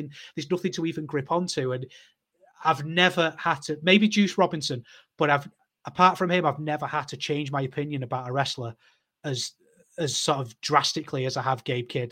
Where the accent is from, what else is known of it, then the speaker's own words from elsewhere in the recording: United Kingdom; as a British wrestling fan